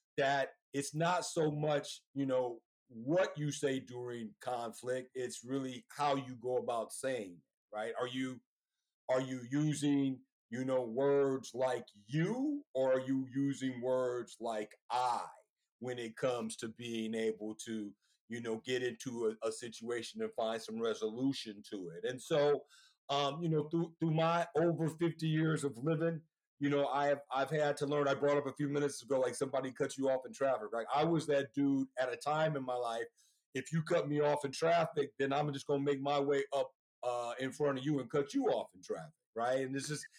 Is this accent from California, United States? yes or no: yes; Oakland, California, United States; now in Sacramento, United States; I grew up in Oakland, California.